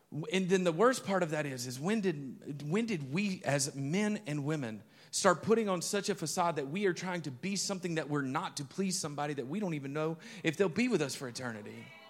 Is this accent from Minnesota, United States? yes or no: no; Alabama, United States; moved away; I remember driving back to my hometown, and I'm crossing over this bridge. If you've ever been up Highway forty-three and you're driving, if you know where Jackson, Alabama is